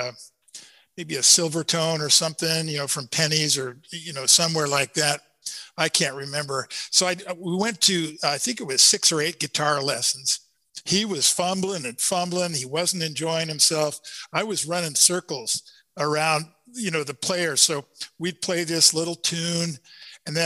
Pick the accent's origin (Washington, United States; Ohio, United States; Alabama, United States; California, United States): Washington, United States; Seattle; now in Sequim, United States; I'm from Seattle